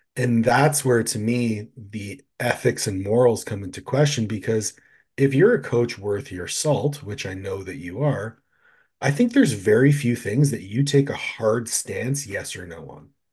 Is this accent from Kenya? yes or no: no; Canada; I'm from Canada